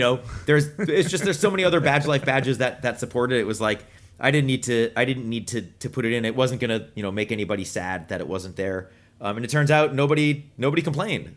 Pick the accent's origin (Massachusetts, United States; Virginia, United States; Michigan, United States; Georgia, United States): Massachusetts, United States; Boston; I'm from Boston